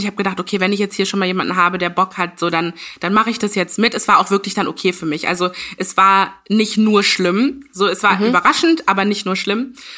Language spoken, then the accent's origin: German; Ghana; ich bin aus Ghana